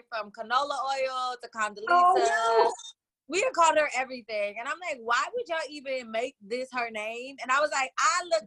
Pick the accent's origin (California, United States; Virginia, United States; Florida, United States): California, United States; Oakland; I am calling in from Oakland, California, born and raised deep East Oakland